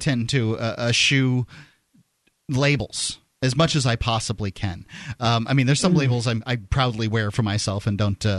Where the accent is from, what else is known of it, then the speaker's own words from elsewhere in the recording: the South, United States; also born or lived in Florida; And being a Southerner, you know, it means something to me that isn't necessarily all bad, but it's not all good either.